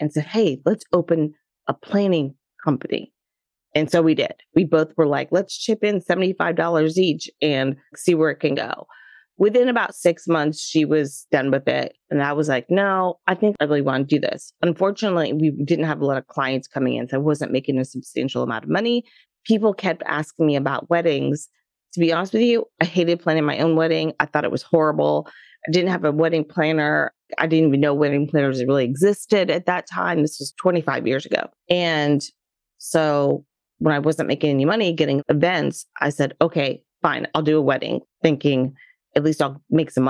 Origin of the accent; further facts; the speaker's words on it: Florida, United States; also born or lived in New York City / Los Angeles; growing up in Florida here in the United States